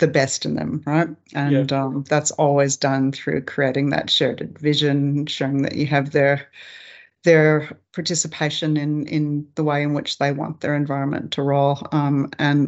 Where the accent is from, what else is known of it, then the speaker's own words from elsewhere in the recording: Alaska, United States; moved away as an adult; also born or lived in England / Papua New Guinea; now in Australia; I grew up in Alaska